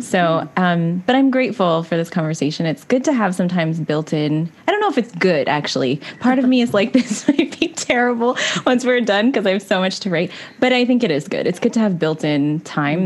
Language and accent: English; Canada; we're definitely a Canadian podcast